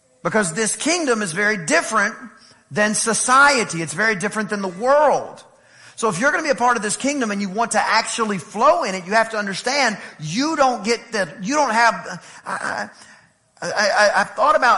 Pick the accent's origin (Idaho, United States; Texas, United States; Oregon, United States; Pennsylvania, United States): Texas, United States; East; I'm from East Texas